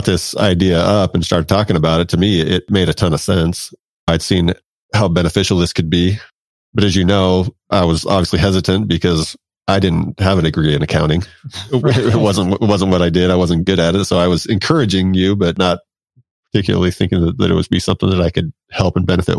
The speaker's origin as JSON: {"language": "English", "region": "Washington", "country": "United States", "tie": "born or raised there", "said": "I grew up in Washington State"}